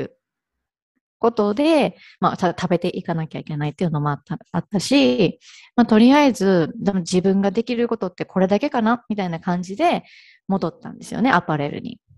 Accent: Ehime, Japan; moved away as an adult; also born or lived in Hirakata, Osaka / Kanto; now in Kagawa, Japan; あの、愛媛生まれ、愛媛育ちなんですけれども

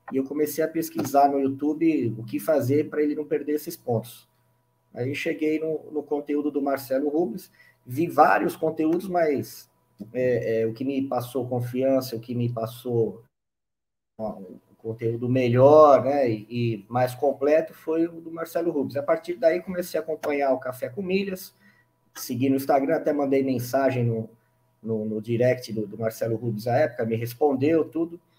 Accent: São Paulo, Brazil; sou de São Paulo, São Paulo capital.

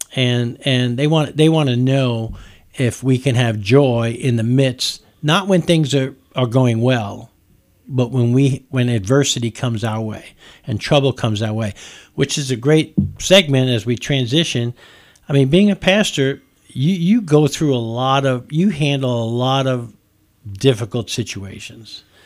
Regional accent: New York, United States; now in Nicholasville, United States; I'm from New York, I call it soda. We don't call it pop in New, in, in, in New York

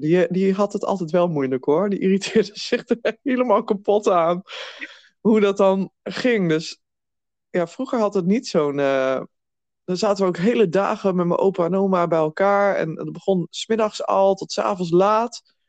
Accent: Twente, Overijssel, Netherlands; ik kom uit Twente.

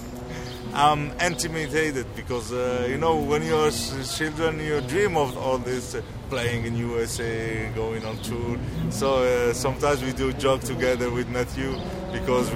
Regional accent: Oran, Oran Province, Algeria; English is a second language; moved away as an adult; now in France; Oran, my hometown in Algeria, North Africa

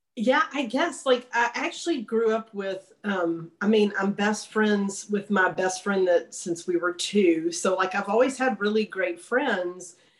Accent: Longview, Texas, United States; now in Austin, United States; Longview for all my novels, which is my hometown

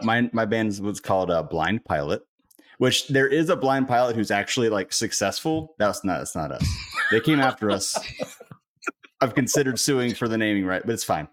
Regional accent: Cary, North Carolina, United States; I grew up in Cary

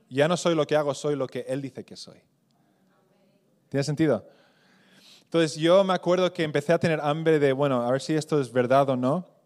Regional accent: Spain; Y para mí, digo, creciendo en España, digo, eso es una oración muy católica, ¿no?

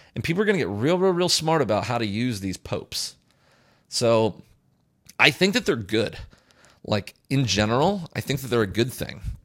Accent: United States; as a resident of the United States

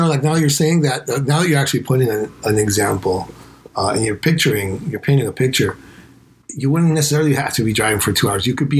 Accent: Spain; now in United States; I'm from Spain. It's smaller than Texas.

